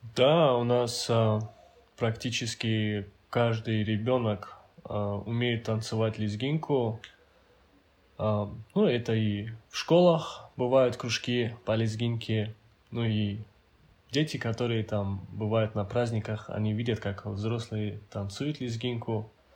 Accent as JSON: {"language": "Russian", "town": "Hindakh", "region": "Dagestan", "country": "Russia", "tie": "born or raised there", "said": "Родился я в селении Хиндах а, Гунибского района Республики Дагестан."}